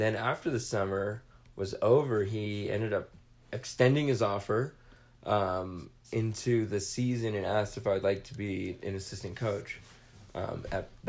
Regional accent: Southern California, United States; I grew up in Southern California.

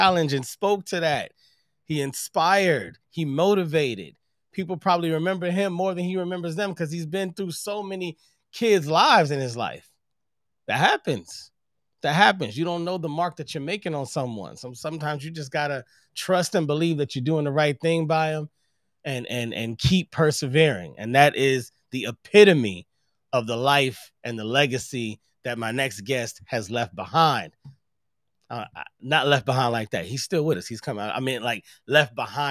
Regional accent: St. Louis, Missouri, United States; now in Los Angeles, United States; I'm originally from St. Louis

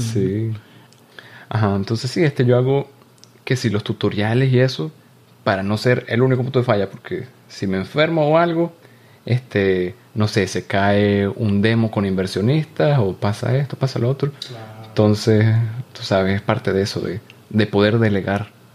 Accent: Venezuela; moved away

